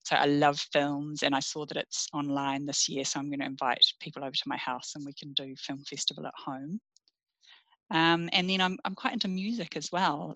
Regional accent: Russell, Northland, New Zealand; also born or lived in Fiordland / Opua; I grew up in the Bay of Islands, lovely in mm. um, in Russell initially, lovely little historic town, very laid back upbringing, and then um, in Opua

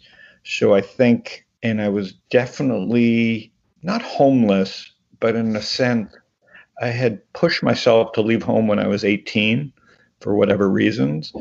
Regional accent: Toronto, Ontario, Canada; moved away as an adult; also born or lived in Phoenix, Arizona; now in United States; Born in Toronto, raised in Toronto

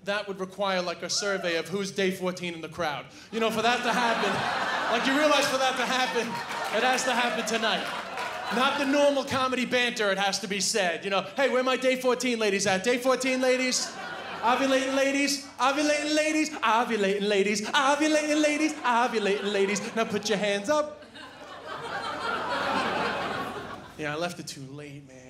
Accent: Ireland; also born or lived in New York / China; I'm from New York, I grew up in Ireland, but I actually spent 2 years living in China

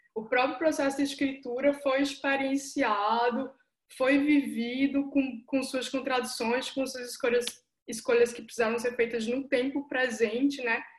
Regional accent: João Pessoa, Paraíba, Brazil; first language Portuguese; now in São Paulo, Brazil; que moro em São Paulo, que nasci em João Pessoa, que sou nordestina

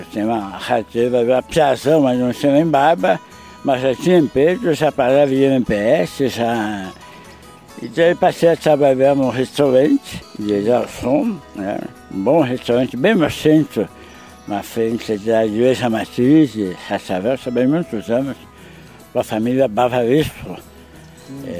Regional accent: Cascavel, Paraná, Brazil; now in Salgado Filho, Brazil; Sou nascido e mal criado em Cascavel.

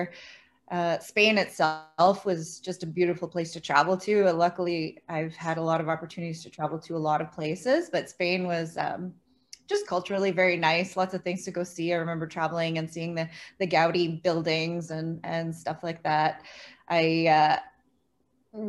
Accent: Pointe-Claire, Quebec, Canada; also born or lived in Laurentians, Quebec; I grew up in Pointe Claire, so the West Island of Montreal

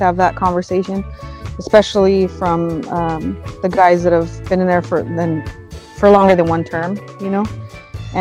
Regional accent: California, United States; moved away as an adult; now in Washington, United States; I'm originally from California

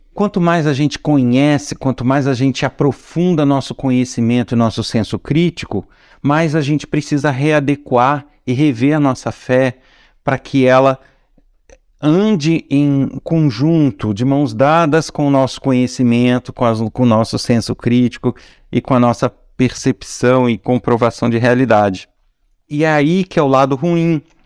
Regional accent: Nova Friburgo, Rio de Janeiro, Brazil; born or raised there

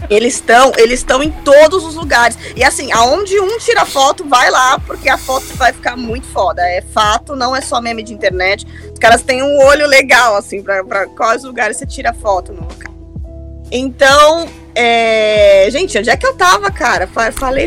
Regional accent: São Paulo, Brazil; moved away as an adult; also born or lived in Orlando / Dublin; Eu sou do Jardim Robru, extremo leste da cidade de São Paulo, então eu tô ali por Itaim Paulista, na verdade, né? Foi ali que eu nasci

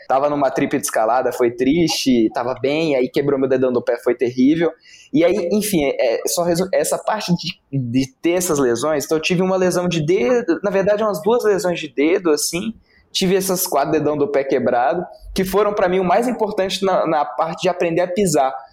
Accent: Brasília, Federal District, Brazil; eu sou de Brasília

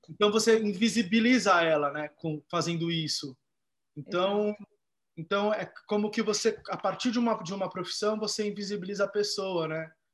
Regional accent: Brazil; born or raised there

